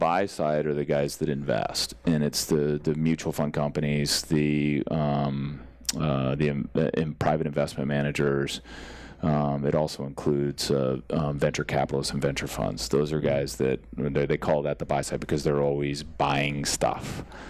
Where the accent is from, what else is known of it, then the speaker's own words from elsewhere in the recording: San Jose, California, United States; also born or lived in Massachusetts; I was born in Massachusetts but raised in Bay Area.